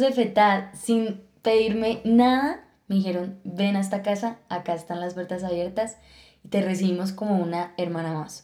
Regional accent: Villeta, Cundinamarca, Colombia; also born or lived in Bogotá; yo nací en Bogotá, pero nos fuimos cuando yo tenía 5 años para Villeta. Y bueno, toda mi adolescencia la viví allá

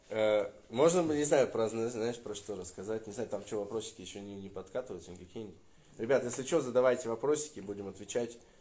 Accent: Russia; я из России

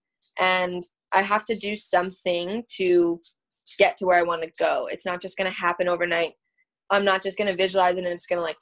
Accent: upstate New York, United States; So I live in New York State, upstate

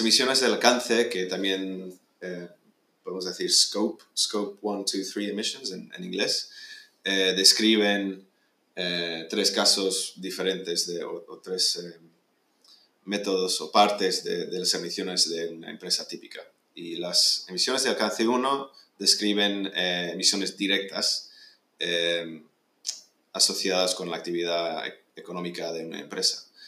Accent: Spain; moved away; also born or lived in United Kingdom / California, United States; yo soy británico, aunque pasé casi toda la vida en, escolar en, en España

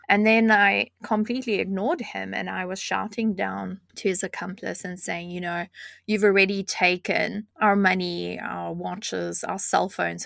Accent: South Africa; moved away; I grew up in South Africa

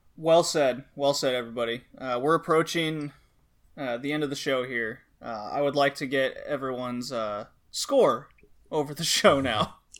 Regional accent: United States; now in Germany; I'm American

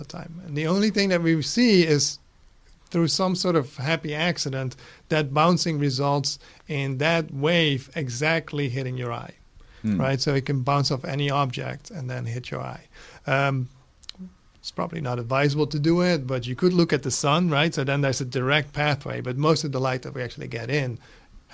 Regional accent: Netherlands; English is a second language; moved away as an adult; also born or lived in Los Angeles, United States; now in United States; I'm Dutch originally.

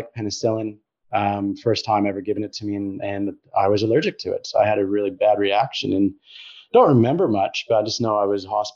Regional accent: Colorado, United States; moved away; I grew up in the States, in Colorado.

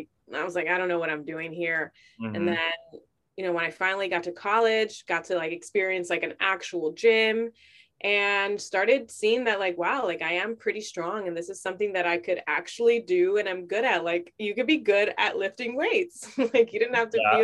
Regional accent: Chicago, Illinois, United States; born and raised in Chicago.

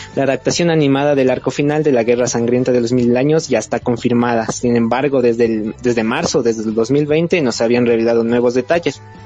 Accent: Ecuador; soy de Ecuador

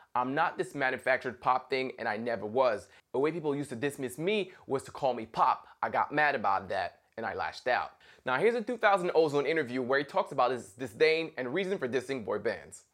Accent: Montreal, Quebec, Canada; being a Canadian from Montreal

